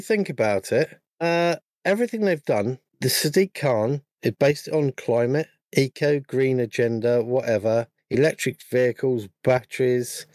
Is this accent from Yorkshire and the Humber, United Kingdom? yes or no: no; London, United Kingdom; when I was growing up in London for a period of time, I was in uh, a rather large borough called Wandsworth